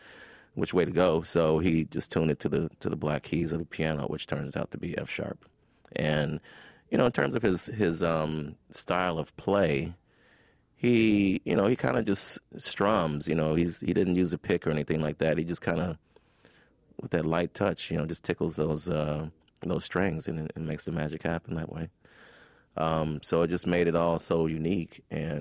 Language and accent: English; Chicago, Illinois, United States; As a poor black kid growing up in Chicago, I mean, you're just very observant.